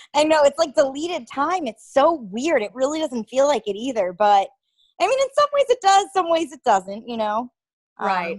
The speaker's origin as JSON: {"language": "English", "region": "Connecticut", "country": "United States", "moved": "yes", "said": "I am from Connecticut, um, where I'm from is probably around 45 minutes out of New York City"}